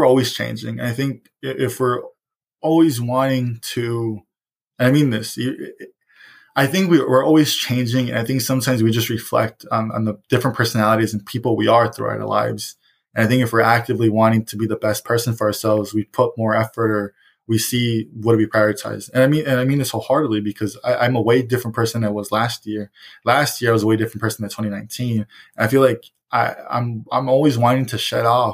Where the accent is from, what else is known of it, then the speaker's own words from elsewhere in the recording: Chicago, Illinois, United States; I was raised in Roseland because they would babysit me there as well